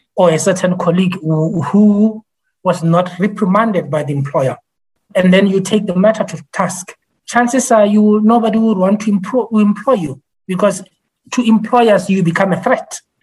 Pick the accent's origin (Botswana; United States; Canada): Botswana; I am from Botswana.